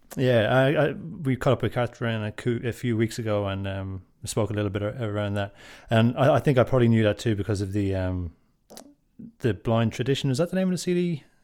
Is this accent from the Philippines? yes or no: no; Drogheda, Leinster, Ireland; moved away; I'm from Drogheda and I grew up in, in Drogheda.